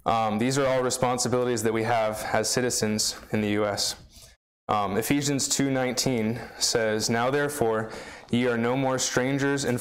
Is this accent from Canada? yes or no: yes; Canada; moved away as an adult; now in United States; I was born in the U.S., but I was raised in Canada from age 3 to age 20.